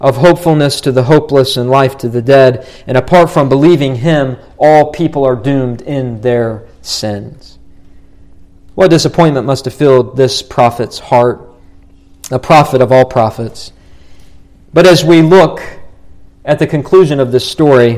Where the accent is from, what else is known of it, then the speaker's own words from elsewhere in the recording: Morgantown, West Virginia, United States; moved away; the town I grew up in, Morgantown, West Virginia